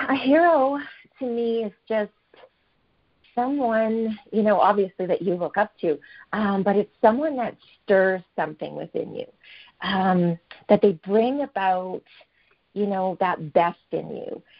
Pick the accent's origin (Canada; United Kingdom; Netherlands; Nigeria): Canada; Fort Saskatchewan, Alberta; I'm from Fort Saskatchewan, Alberta, Canada